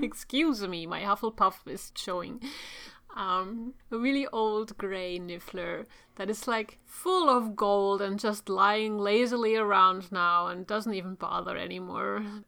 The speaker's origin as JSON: {"language": "English", "town": "Turku", "region": "Southwest Finland", "country": "Finland", "tie": "born or raised there", "said": "Which is my hometown"}